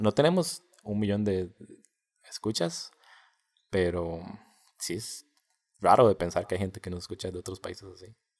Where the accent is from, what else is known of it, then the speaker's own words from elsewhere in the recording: Costa Rica; Nosotros somos de Costa Rica